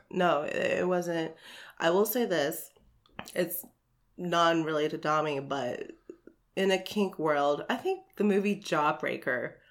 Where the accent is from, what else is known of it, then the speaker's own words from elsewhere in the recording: Hickory, North Carolina, United States; now in Greensboro, United States; I was raised in the Hickory area, oh, okay. Lincoln County area. Okay and I've moved around like the whole state growing up